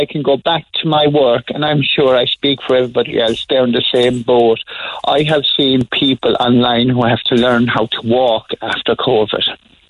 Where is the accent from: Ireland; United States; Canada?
Ireland; Douglas, Munster; No, I'm from Douglas.